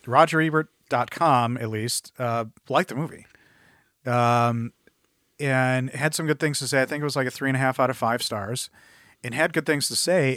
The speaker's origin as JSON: {"language": "English", "region": "Midwest", "country": "United States", "said": "I'm a Midwesterner who says Conan"}